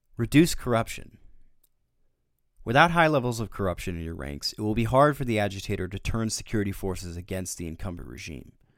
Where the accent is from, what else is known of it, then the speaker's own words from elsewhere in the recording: United States; as an American citizen